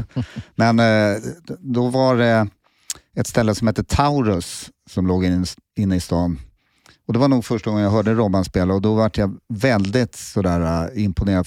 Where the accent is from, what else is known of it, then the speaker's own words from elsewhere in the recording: Solna, Stockholm County, Sweden; now in Sundbyberg, Sweden; jag är uppvuxen i Solna